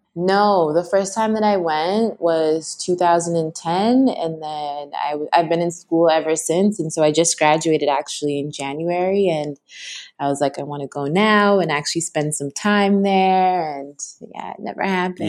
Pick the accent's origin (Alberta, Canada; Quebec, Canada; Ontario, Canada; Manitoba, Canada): Ontario, Canada; Toronto; now in Vancouver, Canada; I live here right now, but I'm originally was born and raised in Toronto, but my parents are from Kenya and Ghana